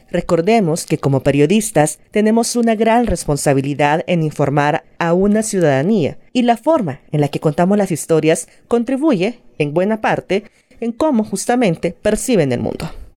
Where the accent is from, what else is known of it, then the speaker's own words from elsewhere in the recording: El Salvador; soy periodista salvadoreña